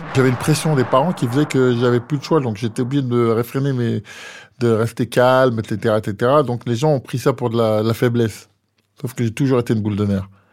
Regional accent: France; je suis français

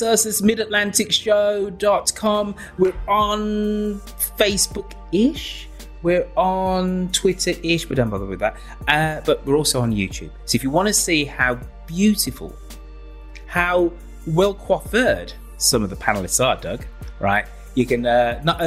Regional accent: Birmingham, West Midlands, United Kingdom; My hometown, Birmingham

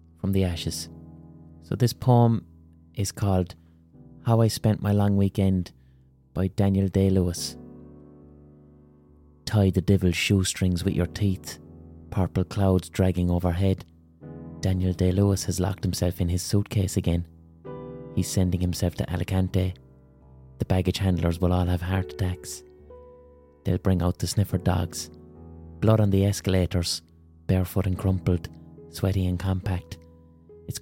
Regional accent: Ireland; I'm an Irish person who's a writer and an artist

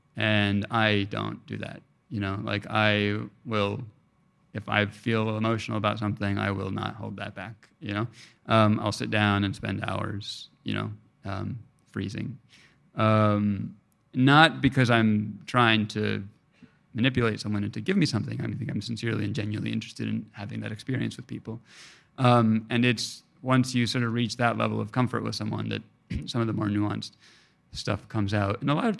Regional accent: Mexico; I tell them I'm Mexican. They're like, all right, you're Mexican. You know, in Mexico, my accent is not recognized as being fully from there, you know?

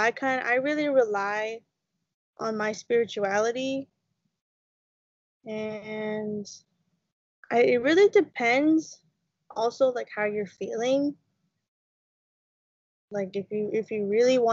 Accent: London, Ontario, Canada; now in Rama, Canada; I come from London, Ontario. My family is originally from there

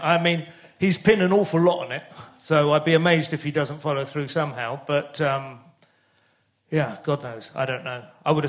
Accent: St Albans, East of England, United Kingdom; also born or lived in Luton; I mean, I never lived there. I was born there because that was a local hospital. Oh, but, no, I grew up in St Albans

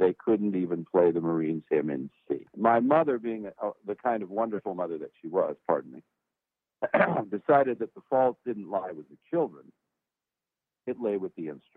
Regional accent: Los Angeles, California, United States; now in Nashville, United States; I was born and raised in California. I was from the port of Los Angeles, a town called San Pedro. And that's where I was born and raised.

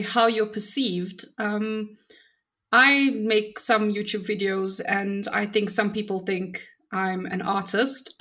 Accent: South Africa; I'm from South Africa

